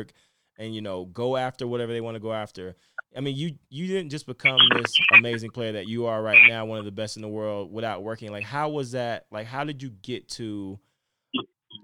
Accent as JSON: {"language": "English", "region": "Florida", "country": "United States", "said": "I'm from Florida"}